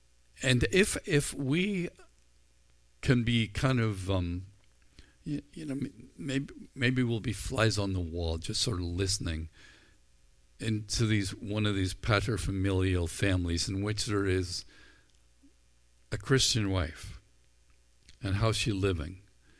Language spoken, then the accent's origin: English; Ireland; I think I came by it honestly. I'm Irish. I'm a guy. I had red hair.